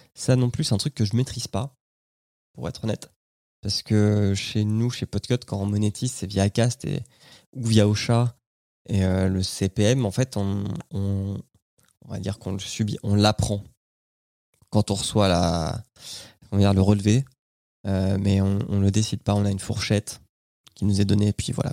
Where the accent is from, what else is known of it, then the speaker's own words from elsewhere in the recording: France; chez nous en France